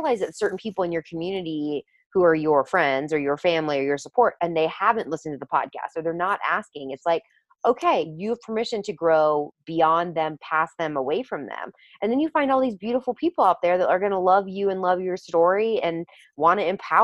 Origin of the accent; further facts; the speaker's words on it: the South, United States; I grew up obviously in the South as well